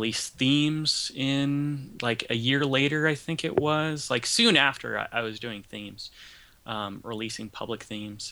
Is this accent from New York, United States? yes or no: no; Ventura County, California, United States; I'm from Ventura County, California